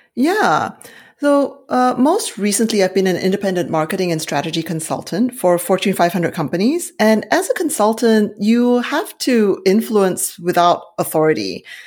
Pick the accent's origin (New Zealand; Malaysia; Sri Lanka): Malaysia; now in Silicon Valley, California, United States; I'm originally from Malaysia